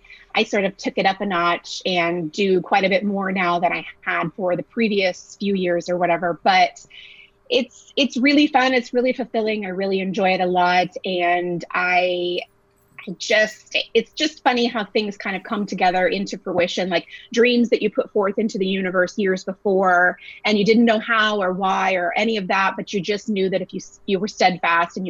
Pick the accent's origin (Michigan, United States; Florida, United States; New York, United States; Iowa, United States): Iowa, United States; moved away as an adult; now in Southern California, United States; I am originally from Iowa